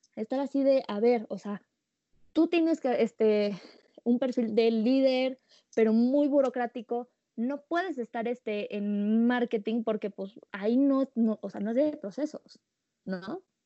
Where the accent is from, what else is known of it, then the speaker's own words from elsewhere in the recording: Mexico; como mexicanos